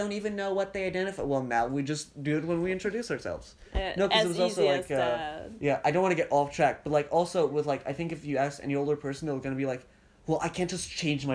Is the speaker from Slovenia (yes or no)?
yes; Slovenia; now in Austria; I live in Slovenia, now I live in Austria. I'm from I was like born there, but now I'm in Austria.